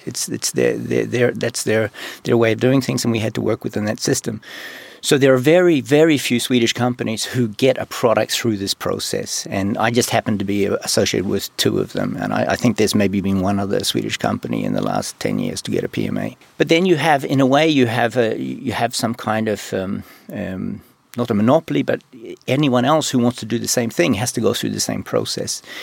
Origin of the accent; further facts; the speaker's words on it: New Zealand; moved away; also born or lived in Sweden / China; I'm from New Zealand